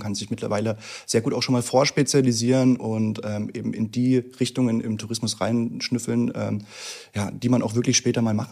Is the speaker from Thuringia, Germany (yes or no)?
yes; Thuringia, Germany; ich komme aus dem Süden von Thüringen, ah. ähm, kurz vor der bayerischen Grenze